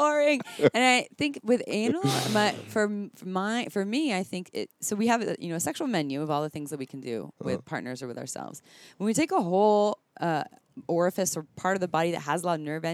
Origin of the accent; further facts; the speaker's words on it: Santa Cruz, California, United States; I'm from Santa Cruz.